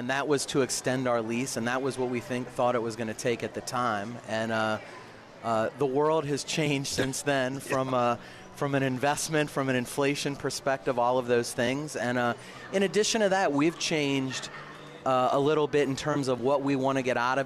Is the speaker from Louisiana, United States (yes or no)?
yes; New Orleans, Louisiana, United States; the first GM of Harris New Orleans, actually born and raised here